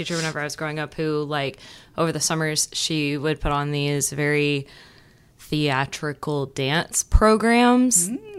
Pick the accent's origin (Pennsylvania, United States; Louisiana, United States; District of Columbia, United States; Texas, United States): Texas, United States; Port Neches; I'm from Port Neches.